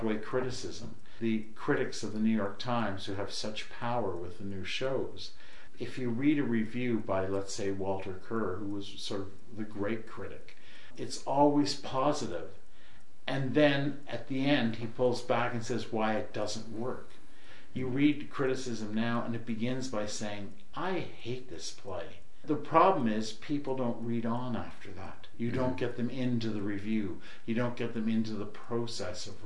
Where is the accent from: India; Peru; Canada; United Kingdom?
Canada; I'm Canadian